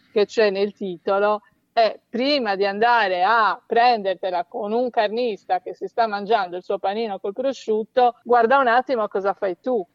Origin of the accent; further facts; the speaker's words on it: Sardinia, Italy; sono sarda